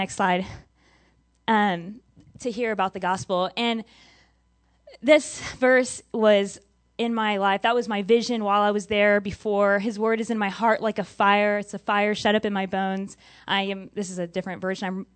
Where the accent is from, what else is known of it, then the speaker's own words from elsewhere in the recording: Texas, United States; growing up in Texas, you know, rural area